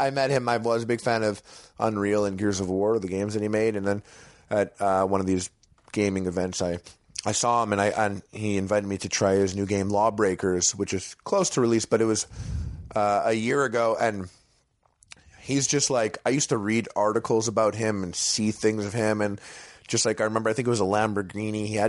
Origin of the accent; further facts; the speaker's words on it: Canada; moved away as an adult; now in Los Angeles, United States; I'm Canadian